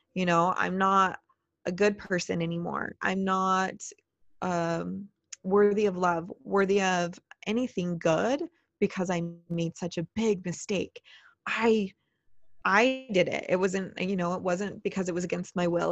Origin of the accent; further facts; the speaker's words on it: Utah, United States; I'm from Utah, we record out of Utah